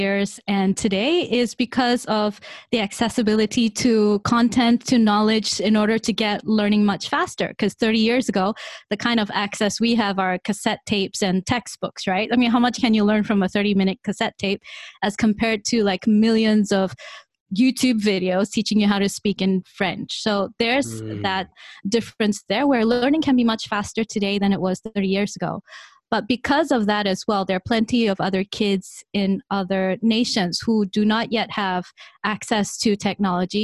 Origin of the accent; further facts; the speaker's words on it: Malaysia; now in Singapore; I am from Malaysia. I'm currently based in Singapore